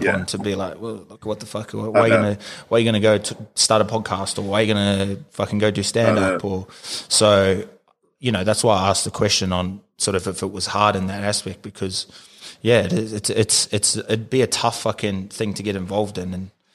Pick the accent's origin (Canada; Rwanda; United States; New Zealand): New Zealand; growing up in New Zealand for myself, like going to Kings